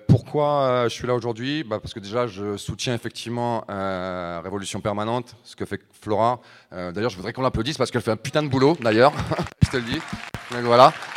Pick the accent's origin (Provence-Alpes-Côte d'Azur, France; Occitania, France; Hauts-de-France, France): Hauts-de-France, France; Oise, near Compiègne; 40 ans, donc je viens de l'Oise, à côté de Compiègne.